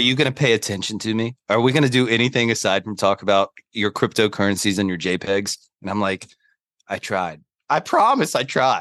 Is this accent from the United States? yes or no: yes; Charlotte, North Carolina, United States; now in New York City, United States; I'm a Southerner that lives in New York City. So, uh, born and raised in Charlotte, North Carolina